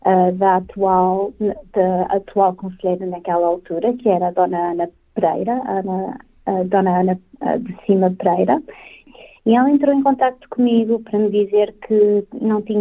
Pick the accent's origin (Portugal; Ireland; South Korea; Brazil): Portugal; Vila Nova de Famalicão, Norte; also born or lived in Porto, Portugal; now in Australia; eu sou originalmente do norte de Portugal, uh, nasci na cidade do Porto, mas sou de Vila Nova de Famalicão.